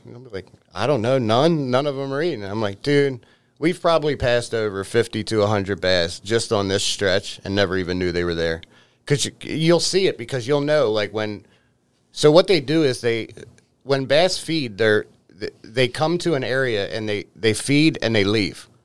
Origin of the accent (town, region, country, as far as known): Baltimore, Maryland, United States; born or raised there; moved away as an adult